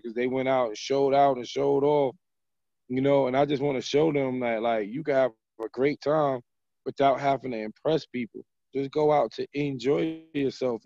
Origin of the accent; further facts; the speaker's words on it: New York City, New York, United States; I'm from Brooklyn, so, you know, I grew up poor